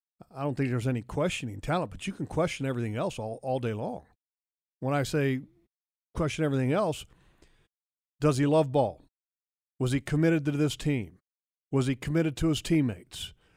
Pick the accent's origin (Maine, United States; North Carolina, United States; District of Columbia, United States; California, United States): District of Columbia, United States; I grew up in Washington area